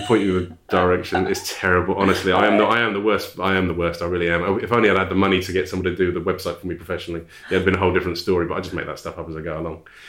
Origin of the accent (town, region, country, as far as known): High Wycombe, South East England, United Kingdom; born or raised there; also born or lived in Ashford, Kent / Hollingbourne, Kent